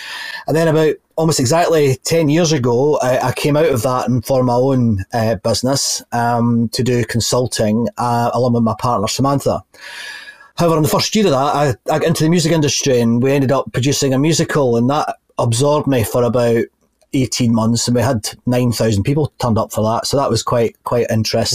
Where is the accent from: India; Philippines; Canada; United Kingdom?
United Kingdom; just outside Glasgow, Scotland; I grew up in just outside Glasgow